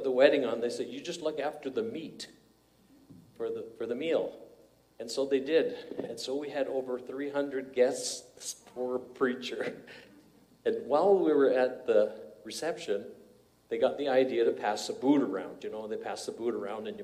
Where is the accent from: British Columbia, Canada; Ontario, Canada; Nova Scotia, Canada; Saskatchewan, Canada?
Ontario, Canada; Parry Sound; I went to Parry Sound, my hometown, where I was never a Christian